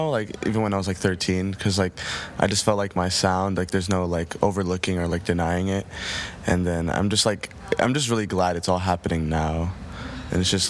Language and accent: English; New Jersey, United States; Yeah, I mean, New Jersey has always been very calm to me. I mean, I grew up around a very musical family who always just like loved music.